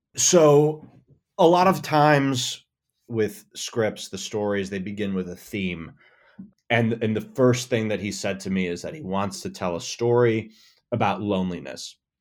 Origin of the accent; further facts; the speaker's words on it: Buffalo, New York, United States; moved away as an adult; now in Los Angeles, United States; I grew up in Buffalo, New York